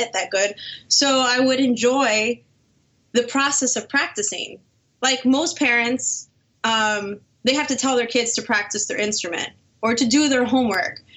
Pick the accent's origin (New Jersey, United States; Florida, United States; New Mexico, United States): Florida, United States; Miami; I was born and raised in Miami, Florida.